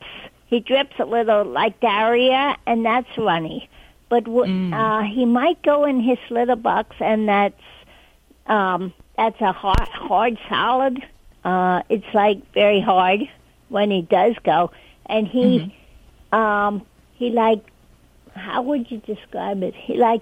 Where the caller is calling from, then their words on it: West Reading, Pennsylvania, United States; West Reading, PA.